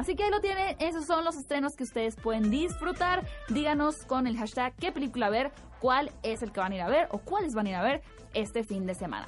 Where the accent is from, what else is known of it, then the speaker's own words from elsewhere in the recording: Hermosillo, Sonora, Mexico; moved away; yo veía de niña que en Hermosillo los anuncios en la tele